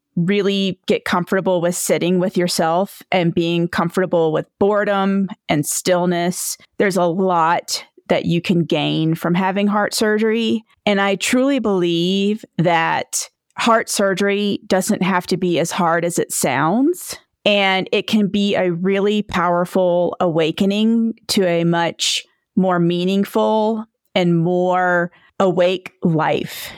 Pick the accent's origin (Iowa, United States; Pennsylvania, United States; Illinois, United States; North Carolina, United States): North Carolina, United States; Edenton; now in Victor, Idaho, United States; I am originally from Edenton, North Carolina. It's near the Outer Banks of North Carolina